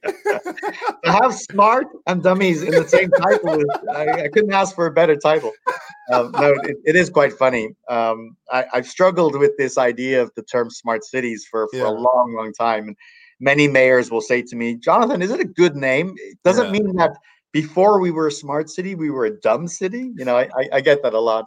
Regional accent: Ireland; now in Northern California, United States; I was born in Ireland

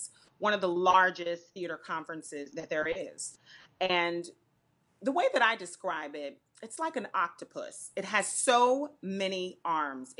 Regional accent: Florida, United States; I'm from Florida

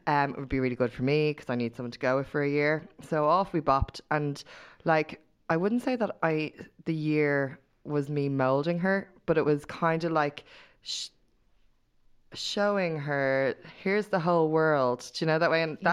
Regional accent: Dublin, Leinster, Ireland; part of my hometown

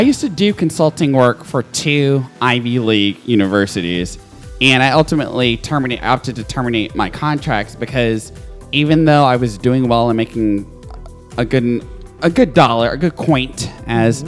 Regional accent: Nashville, Tennessee, United States; I'm from, I was raised in Nashville

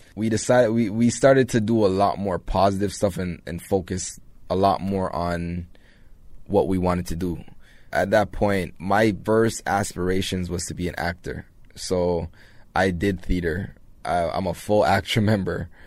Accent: Toronto, Ontario, Canada; also born or lived in Jamaica; Grew up in Jane and Finch

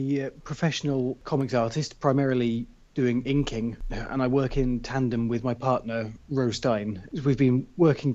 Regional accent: South West England, United Kingdom; also born or lived in Bristol; In the southwest of England. I was born in a relatively smallish city called Bristol and left there with the family when I was about 8 to grow up in the countryside

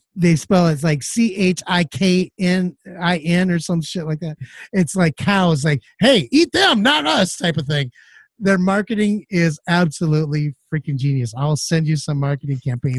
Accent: Midwest, United States; I'm from the Midwest

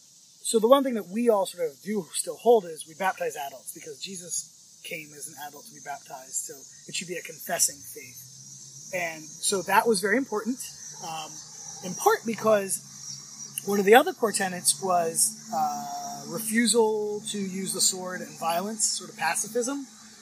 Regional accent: Virginia, United States; born there; Where were you born? Virginia, in the United States.

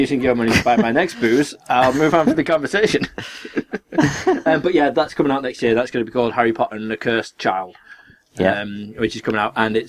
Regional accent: England, United Kingdom; as us English people call it.

